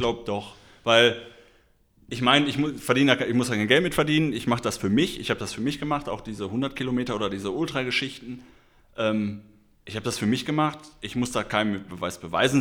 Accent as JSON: {"language": "German", "town": "Schermbeck", "region": "North Rhine-Westphalia", "country": "Germany", "tie": "born or raised there", "said": "meinen Heimatort Schermeck"}